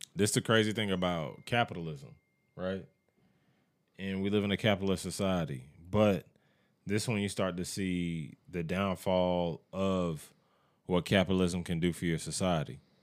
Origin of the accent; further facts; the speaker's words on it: United States; As an American